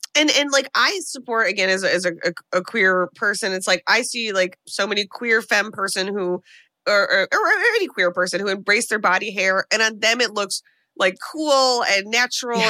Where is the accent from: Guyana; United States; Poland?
United States; as an American